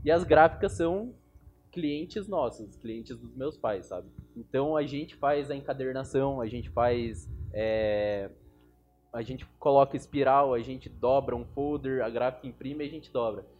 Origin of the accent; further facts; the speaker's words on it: Curitiba, Paraná, Brazil; also born or lived in Blumenau, Santa Catarina; eu nasci em Blumenau e com 3 anos de idade eu já vim para Curitiba. Então eu me considero um curitibano